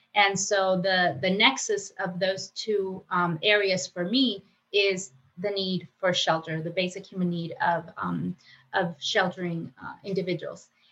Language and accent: English; Mexico; moved away as an adult; now in United States; I was born in Mexico